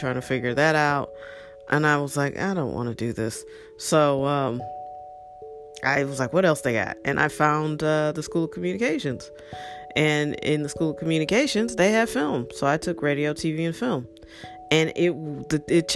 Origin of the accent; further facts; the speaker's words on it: St. Louis, Missouri, United States; moved away as an adult; also born or lived in Washington, D.C.; I grew up in St. Louis, and I went away to college, went to Howard University